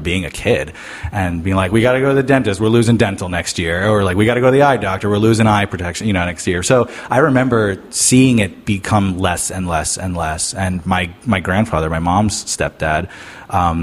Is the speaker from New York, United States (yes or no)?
yes; New York, United States; also born or lived in Florida; now in St. Petersburg, United States; I am from New York, so my family has like a huge tradition of, you know, we've all been Teamsters